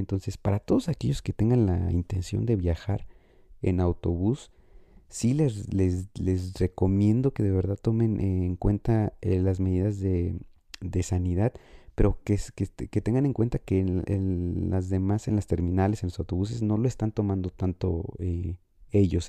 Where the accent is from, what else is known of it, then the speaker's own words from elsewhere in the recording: Morelia, Michoacán, Mexico; mi ciudad natal, que es la ciudad de Morelia